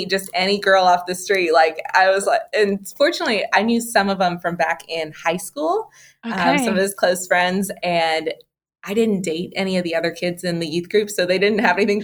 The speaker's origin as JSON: {"language": "English", "town": "Lexington", "region": "Kentucky", "country": "United States", "tie": "born or raised there", "said": "I'm from Kentucky. I'm from Lexington. So I grew up with Wilmore and Asbury right down the road"}